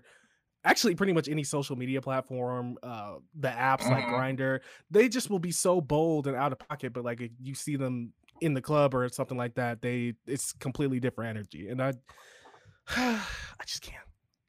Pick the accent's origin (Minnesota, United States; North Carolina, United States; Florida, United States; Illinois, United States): Illinois, United States; Chicago; accent: Chicago; My Chicago accent only comes out like when I'm drunk for the most part, or like when I'm really mad.